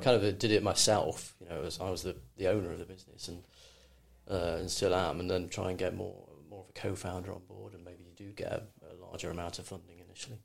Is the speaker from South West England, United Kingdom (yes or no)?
no; Cheshire, North West England, United Kingdom; moved away; also born or lived in London; I grew up in Cheshire. It was very very sort of rural